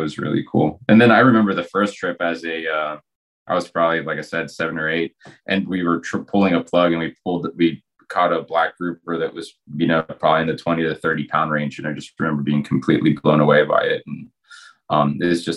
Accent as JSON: {"language": "English", "town": "Morales", "region": "Izabal", "country": "Guatemala", "tie": "born or raised there", "said": "I grew up in Guatemala in a town called Morales"}